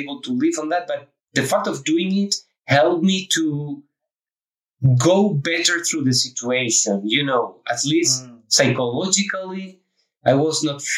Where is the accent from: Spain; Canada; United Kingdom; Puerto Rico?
Spain; moved away as an adult; also born or lived in Brussels, Belgium / Prague, Czech Republic; I'm from Spain.